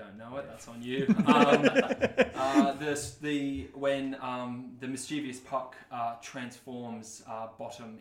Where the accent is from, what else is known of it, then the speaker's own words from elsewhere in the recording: Brisbane, Queensland, Australia; I'm 21, I'm from Brisbane